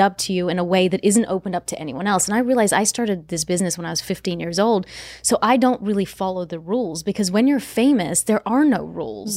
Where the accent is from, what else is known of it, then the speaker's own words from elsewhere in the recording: Australia; I'm from Australia